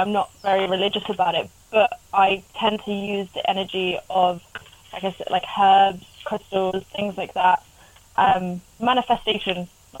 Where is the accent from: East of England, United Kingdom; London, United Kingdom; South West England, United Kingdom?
South West England, United Kingdom; Devon; also born or lived in Ireland; Yes, born and raised in Devon, so. And I lived in Ireland for a little while as well, literally in the middle of the woods.